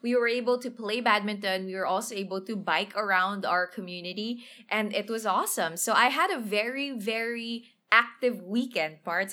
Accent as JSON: {"language": "English", "town": "Manila", "region": "Metro Manila", "country": "Philippines", "tie": "born or raised there", "second_language": "English", "said": "I grew up in Tondoy, went to a public, uh, elementary, public high school"}